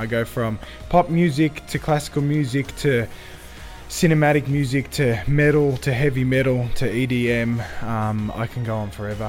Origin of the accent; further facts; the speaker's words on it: Sydney, New South Wales, Australia; So I was born and raised in Sydney, Australia, but my roots are from Cyprus.